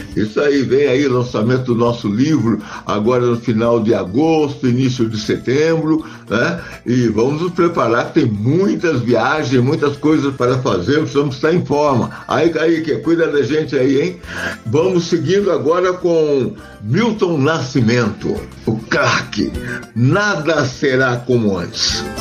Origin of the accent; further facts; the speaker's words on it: Lavras, Minas Gerais, Brazil; moved away; lá de Lavra, minha cidade